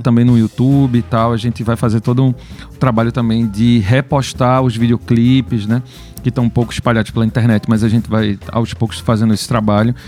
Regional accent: Pernambuco, Brazil; a gente é pernambucano, tá aqui fazendo rock no nosso estado

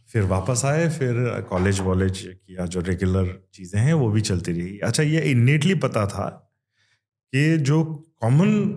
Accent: Kannada, Karnataka, India; accent: Kannada influence; first language Kannada; Hindi is a second language; but ये Kannada influence है मेरी मदर टंग में

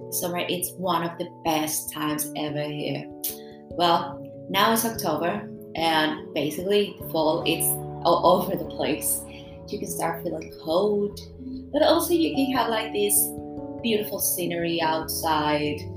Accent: Mexico City, Mexico; English is a second language; moved away as an adult; now in Jersey; I'm from Mexico. I'm from Mexico City

